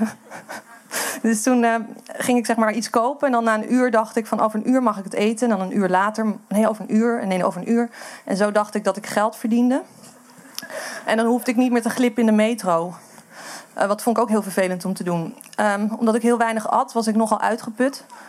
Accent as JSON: {"language": "Dutch", "town": "Amsterdam", "region": "North Holland", "country": "Netherlands", "said": "ik kom uit Amsterdam"}